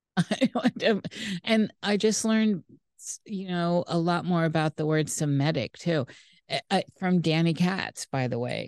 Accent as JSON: {"language": "English", "country": "United States", "said": "I'm American"}